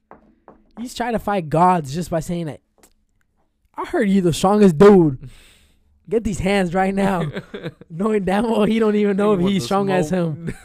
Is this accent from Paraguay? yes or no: yes; Paraguay; We're from Paraguay, bro.